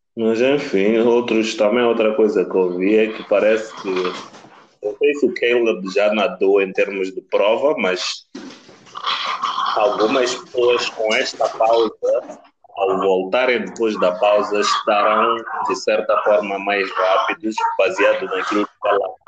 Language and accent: Portuguese; Mozambique; moved away; also born or lived in Pretoria; Sendo moçambicano